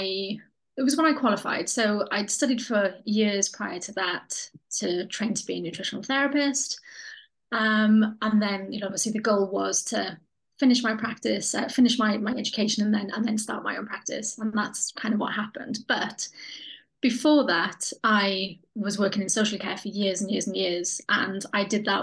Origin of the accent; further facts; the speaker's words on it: Pontneddfechan, Wales, United Kingdom; now in Cardiff, United Kingdom; the place that I grew up, which is a tiny place called Pontnefechan